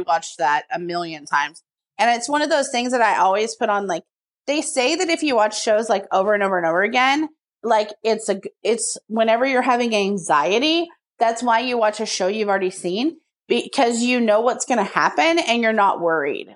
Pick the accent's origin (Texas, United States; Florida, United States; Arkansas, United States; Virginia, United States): Texas, United States; I'm from Texas